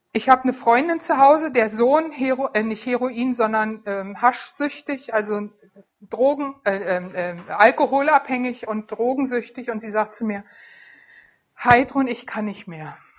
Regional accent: Berlin, Germany; moved away; Ich war Berlinerin, lebte in Berlin

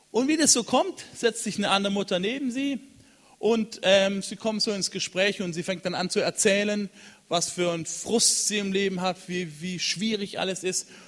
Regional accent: Cameroon; In Kamerun in, in, gibt es, da bin ich aufgewachsen in Westafrika, da gibt es eine Kirche an der Küste in Kribi.

